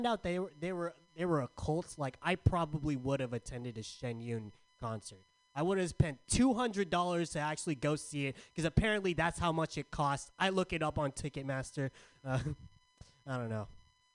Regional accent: San Diego, California, United States; now in San Francisco, United States; Growing up in San Diego, I was called weird a lot

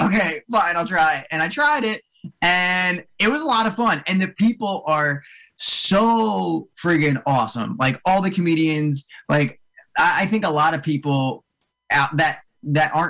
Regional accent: Cherry Hill, New Jersey, United States; I grew up in South Jersey. I grew up right outside of like Cherry Hill, way down south

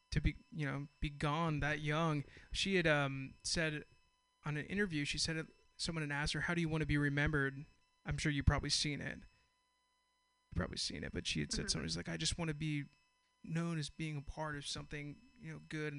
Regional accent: Castro Valley, California, United States; where I'm from Castro Valley

